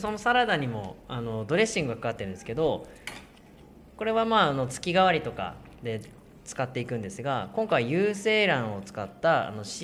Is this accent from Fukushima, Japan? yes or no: no; Shibetsu, Hokkaido, Japan; 僕の出身が侍士別というふうに呼ばれる士別市